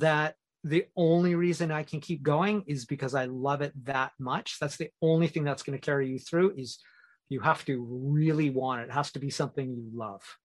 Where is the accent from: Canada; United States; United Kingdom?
Canada; moved away as an adult; now in Asia; I'm Canadian